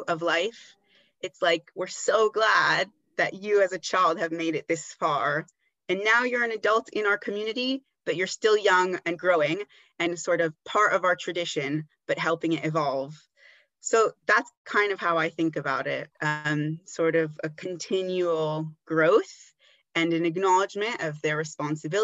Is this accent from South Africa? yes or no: no; France; moved away; also born or lived in Israel / United States; I mostly grew up in France, not many Jewish people at my school